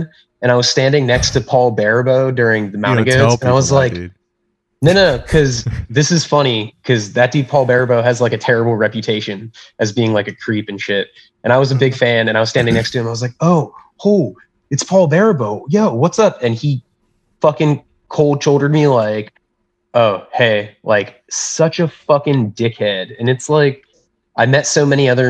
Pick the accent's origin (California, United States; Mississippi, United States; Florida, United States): Florida, United States; South; also born or lived in Pensacola, Florida / Orlando, Florida; I'm from South Florida originally, and I lived in Pensacola and then Orlando.